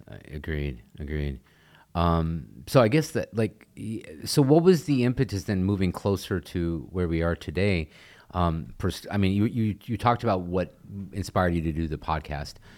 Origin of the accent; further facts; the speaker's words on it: Texas, United States; I'm from Texas, um, born and raised